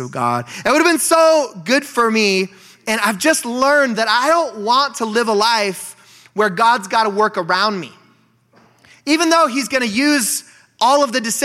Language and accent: English; Bend, Oregon, United States; moved away as an adult; also born or lived in Eugene, Oregon / Nampa, Idaho; now in Spokane, United States; I grew up in Bend, Oregon